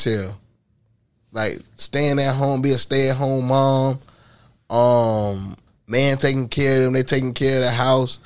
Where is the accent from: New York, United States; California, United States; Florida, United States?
Florida, United States; Orlando; I grew up in Pine Hills, Silver Star, Chopper City